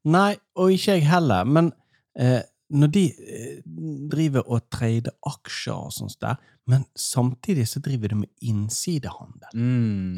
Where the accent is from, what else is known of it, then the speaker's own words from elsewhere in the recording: Norway; jeg er fra Allmenningen